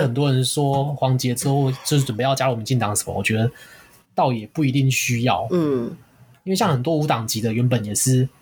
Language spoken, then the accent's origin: Chinese; Kaohsiung, Taiwan; 我们都是高雄人